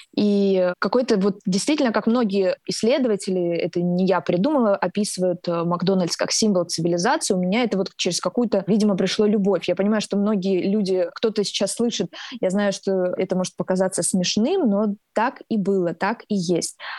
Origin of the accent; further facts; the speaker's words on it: Rostov-on-Don, Rostov Oblast, Russia; Я родилась в Ростове и выросла здесь